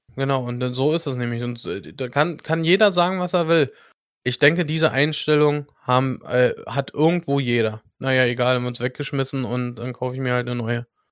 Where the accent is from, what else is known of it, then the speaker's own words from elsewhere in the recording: Germany; Bei uns in Deutschland